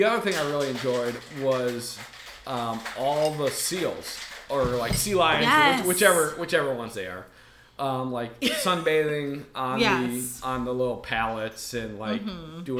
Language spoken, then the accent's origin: English; Milwaukee, Wisconsin, United States; So I'm from Milwaukee, the Milwaukee area.